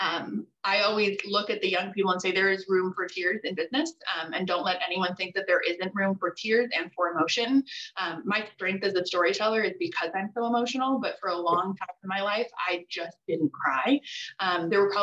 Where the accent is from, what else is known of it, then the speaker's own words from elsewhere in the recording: Costa Rica; I was born in Costa Rica to a father with schizophrenia.